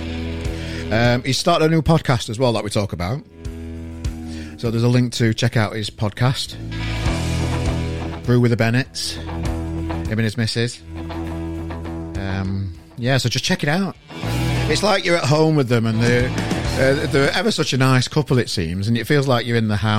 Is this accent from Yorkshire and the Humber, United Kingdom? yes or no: yes; Yorkshire and the Humber, United Kingdom; As Yorkshireman